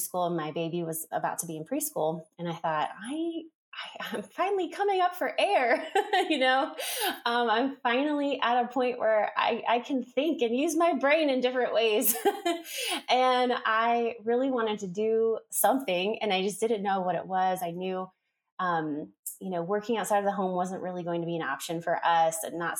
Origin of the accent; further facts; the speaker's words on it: South Florida, United States; moved away as an adult; now in Franklin, North Carolina, United States; I'm actually from South Florida, like the Fort Lauderdale, Miami area. That's where I was born and raised